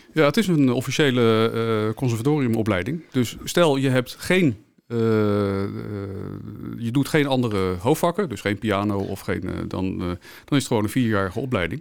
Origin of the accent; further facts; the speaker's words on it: The Hague, South Holland, Netherlands; ik kom zelf uit Den Haag